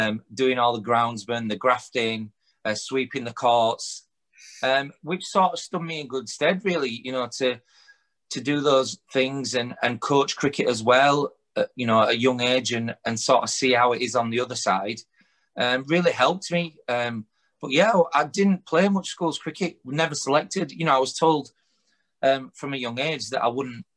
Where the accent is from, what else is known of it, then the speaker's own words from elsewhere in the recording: Huddersfield, Yorkshire and the Humber, United Kingdom; I'm born and raised in Huddersfield